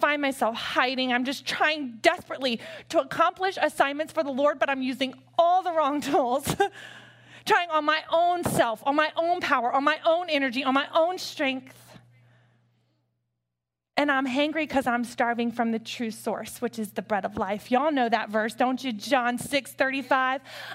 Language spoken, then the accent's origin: English; Hampton, Virginia, United States; I grew up in Hampton, Virginia